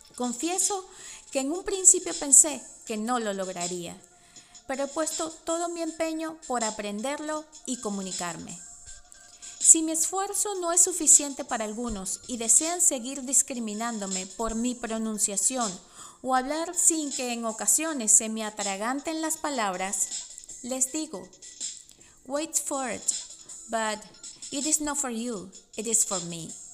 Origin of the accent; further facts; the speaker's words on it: Venezuela; first language Spanish; moved away as an adult; now in United States; mi lengua nativa es el español, que viví en Venezuela por 36 años y emigré a Estados Unidos hace solo 11